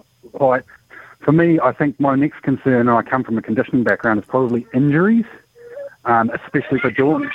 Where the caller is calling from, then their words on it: Te Awamutu, Waikato, New Zealand; Te Awa Muna, mate.